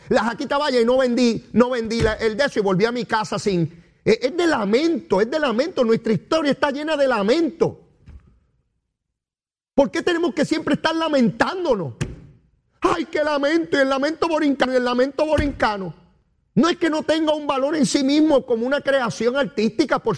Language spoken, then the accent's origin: Spanish; Puerto Rico; nosotros llegamos aquí, somos chiquititos, porque somos puertorriqueños, una isla chiquitita